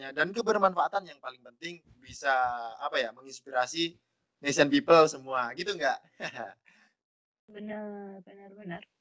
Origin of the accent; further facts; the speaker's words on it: Lumajang, East Java, Indonesia; aku dari Lumajang teman-teman jadi kalau mau main ke Lumajang